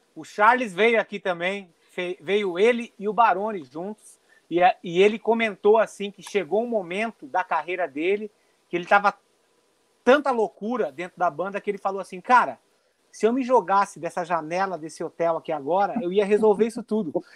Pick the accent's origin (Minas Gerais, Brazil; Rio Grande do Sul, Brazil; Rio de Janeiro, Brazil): Rio Grande do Sul, Brazil; Gaúcho; nós somos gaúchos, estamos aqui pelo Pampa